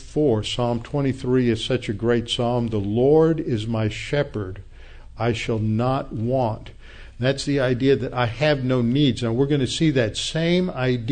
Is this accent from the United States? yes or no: yes; the South, United States; I'm a Southerner.